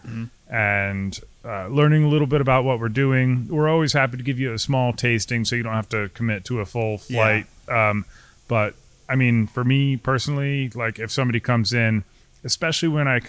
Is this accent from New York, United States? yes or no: yes; Albany, New York, United States; also born or lived in Clifton Park, New York; I'm from Albany, you know, so just like 30 minutes north of or south of here.